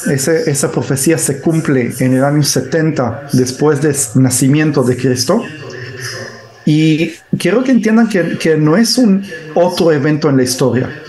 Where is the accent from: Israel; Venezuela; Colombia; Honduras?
Israel; yo nací en Israel, pero eh, mis padres son judíos de eh, Argentina